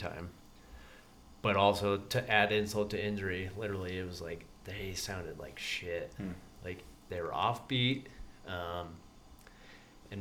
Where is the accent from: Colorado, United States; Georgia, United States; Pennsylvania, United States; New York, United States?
Colorado, United States; Vail; now in San Luis Obispo, United States; I grew up in Vail, Colorado